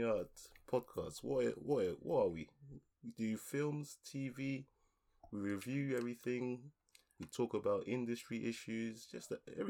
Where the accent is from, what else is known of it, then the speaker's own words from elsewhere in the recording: London, United Kingdom; also born or lived in Ghana; I was born in the UK. I was born in London. I was born in Southeast London, so you know I've lived in South for most of my life.